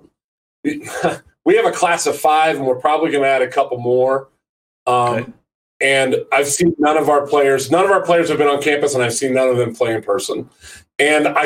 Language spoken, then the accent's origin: English; Maroa, Illinois, United States; I'm born and raised in Central Illinois. I grew up in a little small farming community called Maroa.